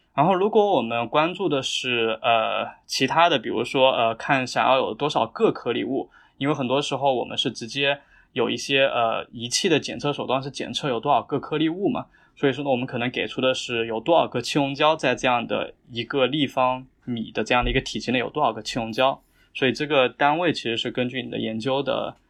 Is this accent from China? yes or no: yes; Jiangxi, China; moved away as an adult; 我是南方人，就我家在江西，就是我们家那边是一个小县城